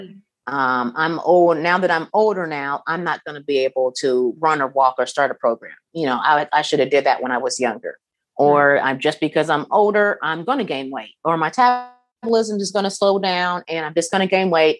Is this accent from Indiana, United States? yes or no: yes; Kokomo, Indiana, United States; where I was uh, born and raised in Kokomo